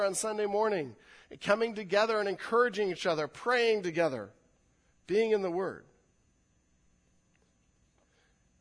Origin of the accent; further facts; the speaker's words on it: California, United States; I'm a Californian